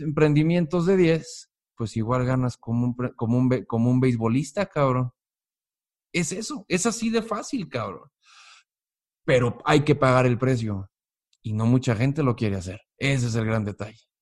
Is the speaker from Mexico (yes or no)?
yes; Mexico; Yo soy un mexicano que me levanto todos los días a trabajar